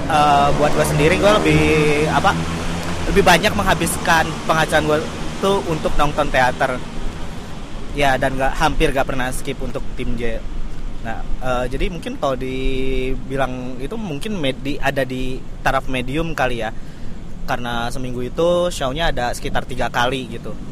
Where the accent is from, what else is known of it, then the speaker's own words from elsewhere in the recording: Bandung, West Java, Indonesia; now in Jakarta, Indonesia; Dari Bandung sih